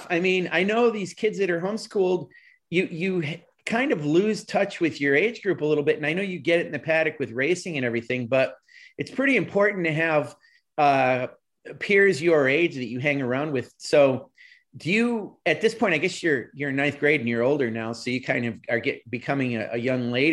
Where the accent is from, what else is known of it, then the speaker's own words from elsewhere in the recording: New York, United States; I grew up in New York State